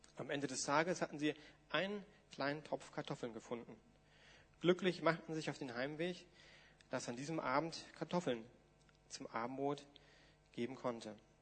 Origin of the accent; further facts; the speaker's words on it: Germany; uns als Deutsche ist das jetzt ja, naja, hm, wir haben einen anderen geschichtlichen Hintergrund